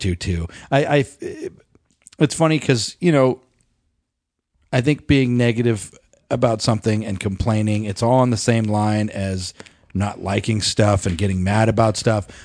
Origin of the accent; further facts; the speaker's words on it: Colorado, United States; we grew up in Colorado